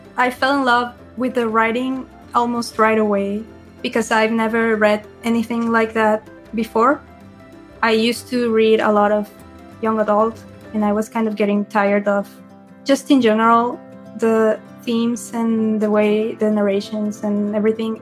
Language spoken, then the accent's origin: English; Mexico; I am from Mexico